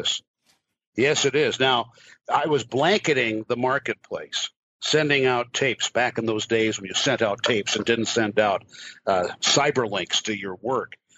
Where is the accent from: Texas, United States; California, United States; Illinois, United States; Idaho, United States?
Illinois, United States; Galesburg; moved away; growing up in West Central Illinois